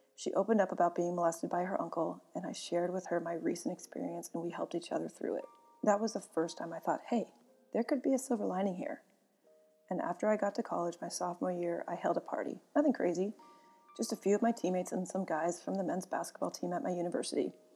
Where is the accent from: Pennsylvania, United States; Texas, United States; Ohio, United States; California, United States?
California, United States; Sonoma; also born or lived in Santa Rosa, California; I grew up with both my parents and my older sister in Northern California